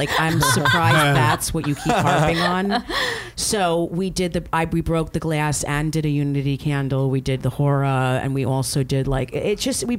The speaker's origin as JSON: {"language": "English", "region": "New Jersey", "country": "United States", "tie": "born or raised there", "said": "I grew up in Jersey."}